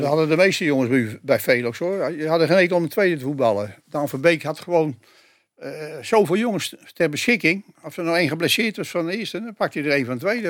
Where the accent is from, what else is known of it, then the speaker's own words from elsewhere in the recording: Utrecht, Netherlands; wij komen uit Hoograven